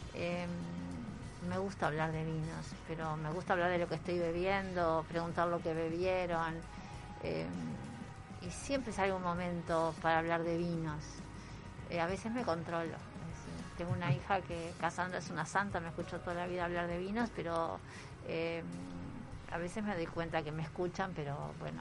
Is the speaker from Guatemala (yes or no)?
no; Uruguay; nos va a gustar mucho como uruguayos